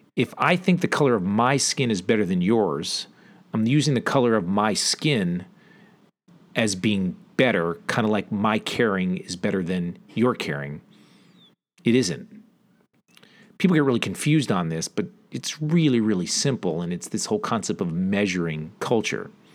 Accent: southeastern Connecticut, United States; I grew up in Connecticut, southeastern Connecticut to be exact, kind of on the border of Rhode Island, close to the coast, a small farm town

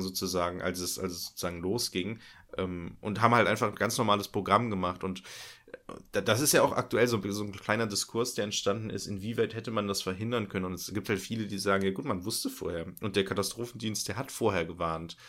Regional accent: Germany; meine Heimat ist ja an der niederländischen Grenze

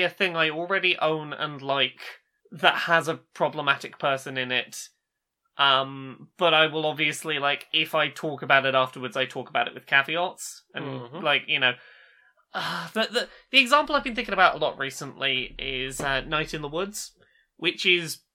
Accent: England, United Kingdom; we are English and not American

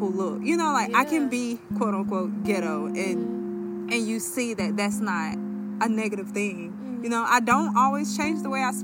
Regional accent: Deep South, United States; Being from the deep, deep south

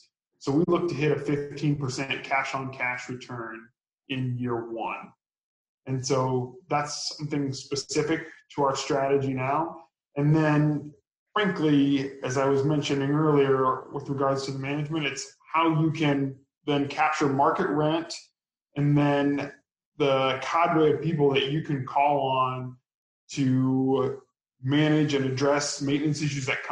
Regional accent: Omaha, Nebraska, United States; moved away as an adult; also born or lived in Austin, Texas; now in Minneapolis, United States; I'm originally from the Midwest, grew up in Omaha, Nebraska

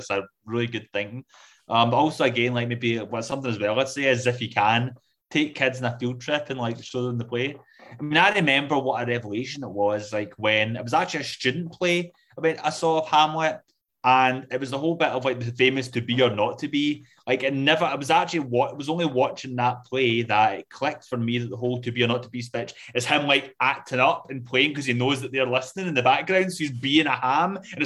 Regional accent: Scotland, United Kingdom; I am Scottish

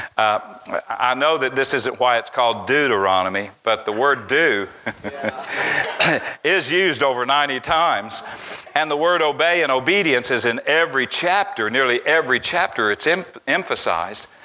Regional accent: Tennessee, United States; back to my hometown, back to where I was raised

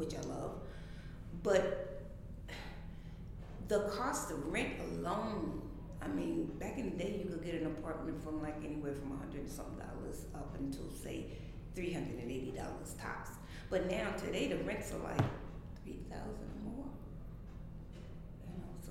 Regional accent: New York City, New York, United States; also born or lived in South Carolina; I came from South Carolina, where I was born, to Brooklyn in 1958

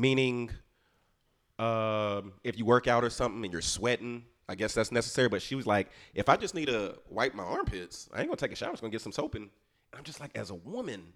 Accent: Houston, Texas, United States; when I was growing up in Houston

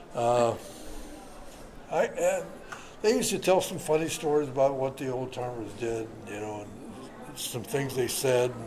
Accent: Kent, Ohio, United States; moved away; I grew up in Kent and that area there playing baseball

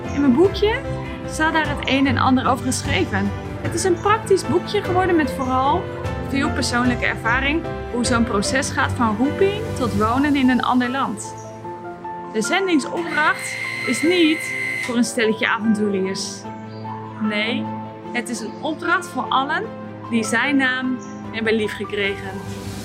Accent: Netherlands; Ook wij als Nederlanders waren heidenen

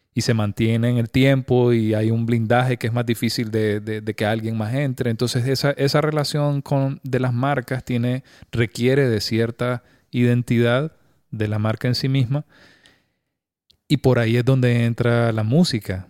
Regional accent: Nicaragua; como, personas, como nicaragüenses

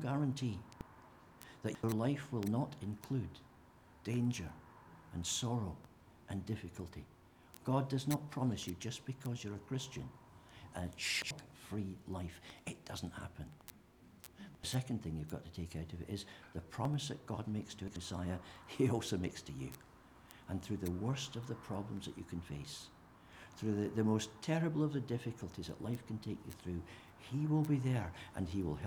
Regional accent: St Andrews, Scotland, United Kingdom; I was born in Craigtown Infirmary in St. Andrews in 1950

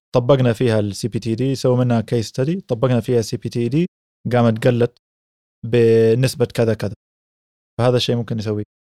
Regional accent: Mecca, Makkah Province, Saudi Arabia; now in Jeddah, Saudi Arabia; أنا من مكة ومن سكان جدة

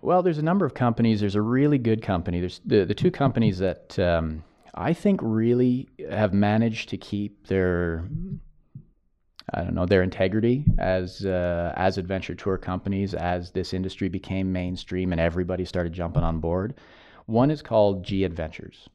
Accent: United States; as an American

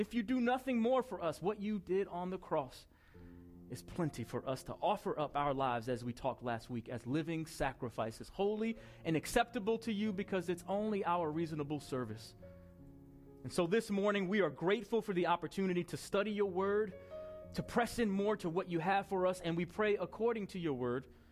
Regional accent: Long Island, New York, United States; It was on Long Island in New York

